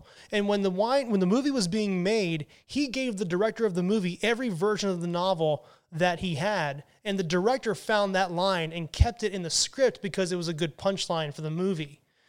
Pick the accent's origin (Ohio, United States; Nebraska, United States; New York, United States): New York, United States; my home state, New York